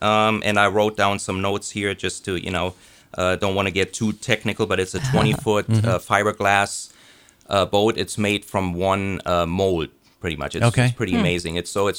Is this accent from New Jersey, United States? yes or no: no; Lynchburg, Virginia, United States; born there; I was actually born in Lynchburg, Virginia, to a German father, Austrian mother